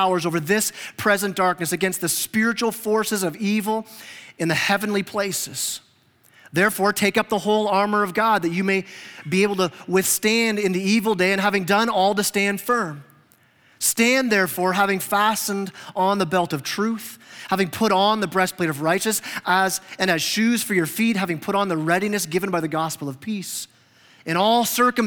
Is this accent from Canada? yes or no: yes; Canada; now in Huntsville, United States; I'm Canadian